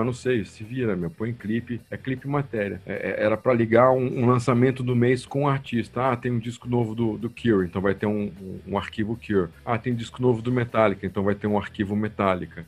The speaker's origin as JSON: {"language": "Portuguese", "town": "Brasília", "region": "Federal District", "country": "Brazil", "also_born_or_lived": "Piracicaba", "moved": "yes", "said": "eu sou de Brasília"}